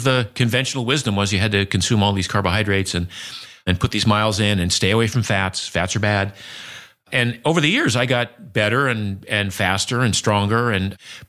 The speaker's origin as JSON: {"language": "English", "region": "Maine", "country": "United States", "tie": "born or raised there", "said": "Maine where I grew up."}